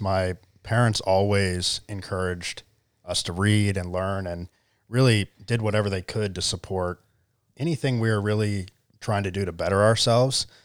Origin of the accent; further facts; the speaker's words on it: Charleston, South Carolina, United States; also born or lived in California; I grew up in, uh, good old Charleston, South Carolina